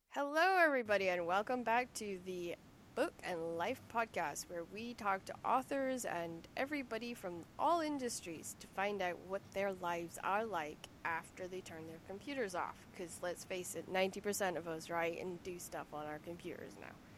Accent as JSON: {"language": "English", "town": "Lerwick", "region": "Scotland", "country": "United Kingdom", "tie": "born or raised there", "accent": "Shetland", "moved": "yes", "said": "growing up in Lerwick."}